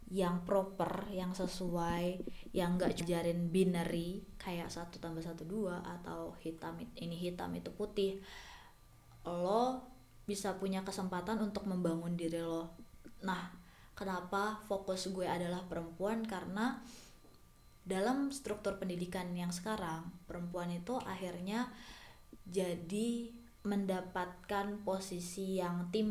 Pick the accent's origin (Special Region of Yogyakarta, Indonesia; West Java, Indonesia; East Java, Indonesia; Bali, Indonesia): West Java, Indonesia; Bekasi; also born or lived in Jakarta; gue besar di Bekasi dan di Jakarta